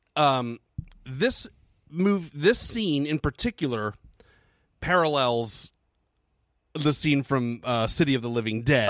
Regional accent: United States; I'm an American.

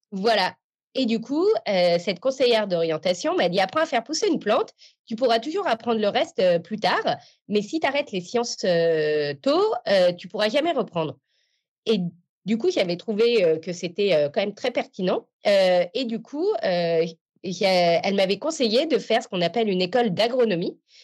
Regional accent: Paris, Île-de-France, France; j'ai grandi à Paris

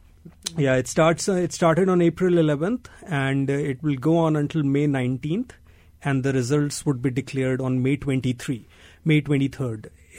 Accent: biggest Indian state, Uttar Pradesh, India; moved away; I'm from a small town in northern India. And even, you know, I grew up in India in the 80s.

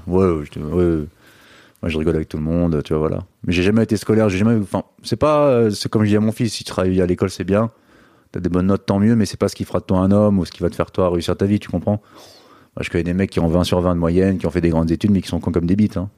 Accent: Finistère, Brittany, France; je suis breton euh, du, Finistère

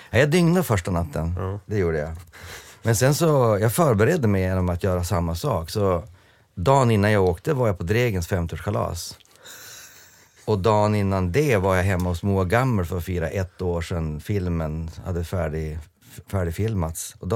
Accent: England, United Kingdom; Jag spelade på Wembley eh, som engelsman spelande för Skottland, men jag vågade inte öppna munnen

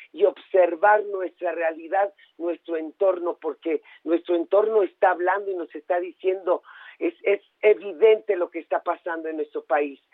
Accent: Mexico; nuestro país

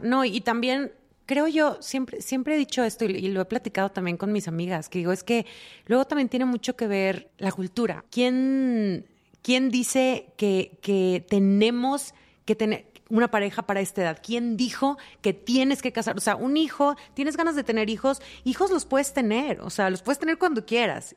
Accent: Mexico; siendo latinas, siendo mexicanas, la mayoría venimos como de familias donde se espera algo de ti

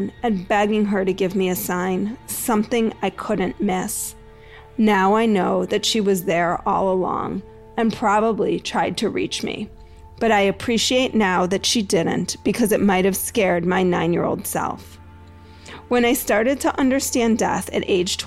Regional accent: Greensboro, North Carolina, United States; my hometown of Greensboro, North Carolina

